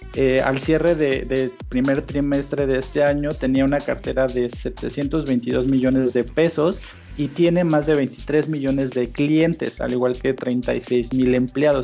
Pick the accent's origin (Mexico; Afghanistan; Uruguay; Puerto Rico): Mexico; somos los mexicanos